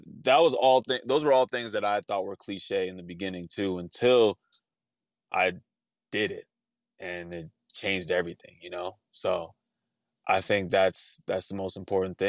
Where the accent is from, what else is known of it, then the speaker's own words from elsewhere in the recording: Los Angeles, California, United States; I was growing up in Northridge